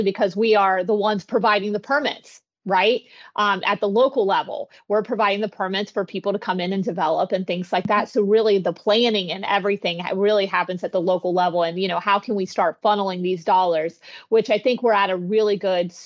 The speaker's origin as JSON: {"language": "English", "region": "West Virginia", "country": "United States", "also_born_or_lived": "Florida", "moved": "yes", "lives_now": "Palm Coast, United States", "said": "I'm originally from West Virginia and I came down to Florida for different opportunities."}